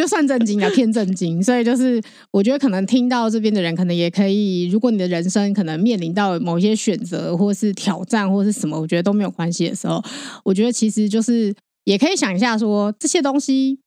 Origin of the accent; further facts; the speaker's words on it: Taiwan; 我们其实台湾人